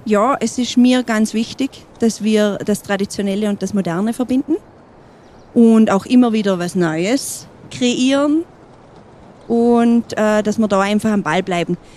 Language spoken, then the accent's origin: German; Heilbronner Hütte, Montafon, Vorarlberg, Austria; für mich ist es meine Heimat. Ich durfte hier aufwachsen.